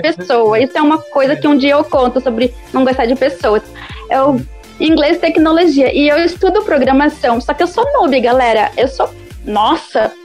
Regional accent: Brazil; eu sou brasileira

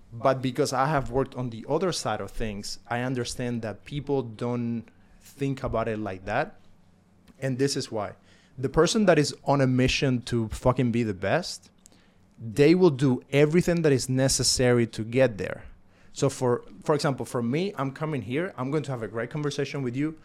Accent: Cuba; now in United States; I'm coming from Cuba.

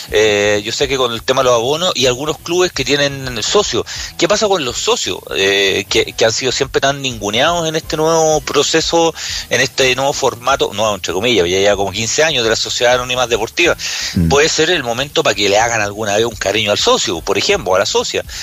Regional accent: Curicó, Maule, Chile; yo que soy de Curicó, en Curicó, ¿no?

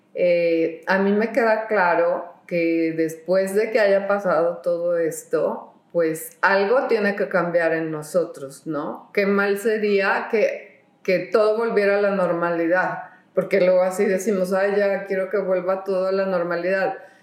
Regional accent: Guadalajara, Jalisco, Mexico; en Guadalajara, yo soy de Guadalajara

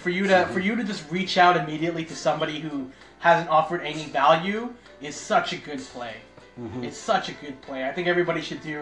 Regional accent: Markham, Ontario, Canada; born or raised there; also born or lived in North York, Toronto

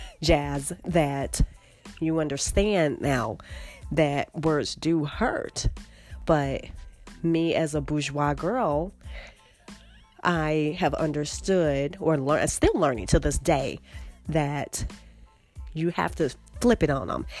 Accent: Chicago, Illinois, United States; growing up in Chicago

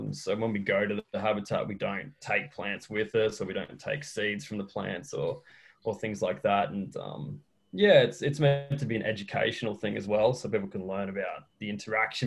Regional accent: Australia; now in Chile; I'm an Australian who's living in Chile.

